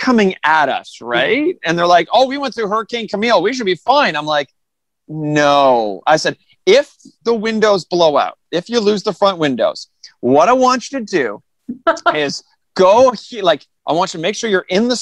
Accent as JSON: {"language": "English", "town": "Toronto", "region": "Ontario", "country": "Canada", "tie": "born or raised there", "said": "I grew up in Toronto, Ontario, Canada."}